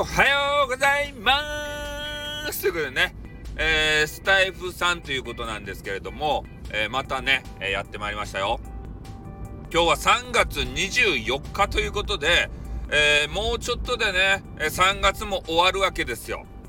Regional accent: Fukuoka, Japan; accent: Hakata-ben; 私の博多弁

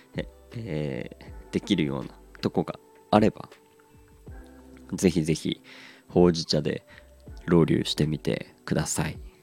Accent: Aomori, Japan; 地元が青森

